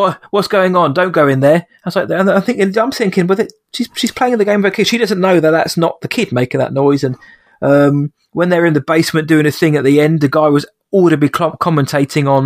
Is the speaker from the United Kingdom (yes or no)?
yes; England, United Kingdom; I'm English